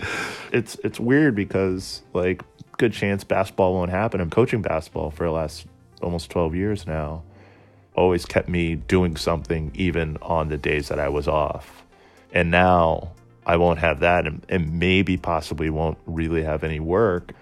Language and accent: English; Somerville, Massachusetts, United States; also born or lived in Cambridge, Massachusetts; I'm from Somerville, Massachusetts, uh, born in Cambridge, raised in Somerville.